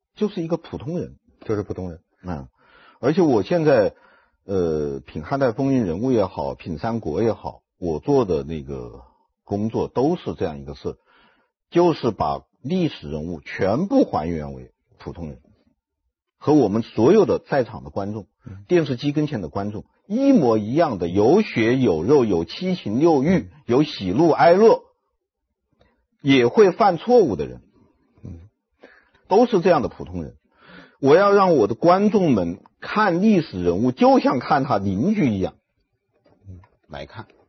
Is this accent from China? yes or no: yes; Wuhan, Hubei, China; moved away as an adult; also born or lived in Changsha, Hunan / Xinjiang; 我的父亲，母亲都是湖南人，我嗯。出生在湖南长沙湘雅医院嗯。因此无论从祖籍还是从出生地嗯。，我是地地道道的湖南人嗯。但是六岁我就随父母到了这个武汉嗯。，在武汉度过了中小学时期，然后高中毕业以后就到新疆去了